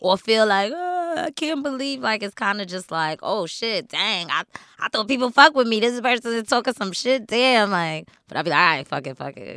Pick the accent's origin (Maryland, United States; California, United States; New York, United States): New York, United States; New York City; I'm still from Queens